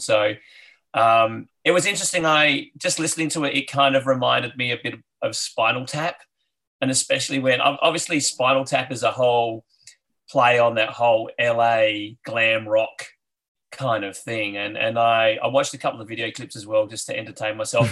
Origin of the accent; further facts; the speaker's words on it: Adelaide, South Australia, Australia; I grew up in Adelaide